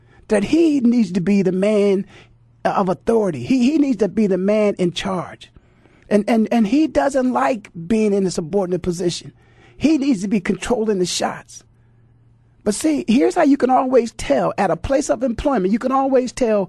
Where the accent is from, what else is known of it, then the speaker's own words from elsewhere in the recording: Canton, Ohio, United States; when I was growing up in Canton, Ohio